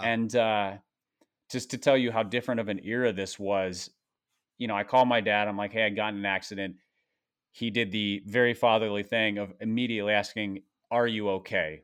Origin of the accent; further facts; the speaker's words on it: Minnesota, United States; I grew up in Minnesota